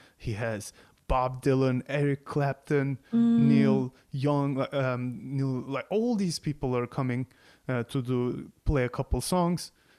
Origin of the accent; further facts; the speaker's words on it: Turkey; English is a second language; moved away as an adult; growing up in Turkey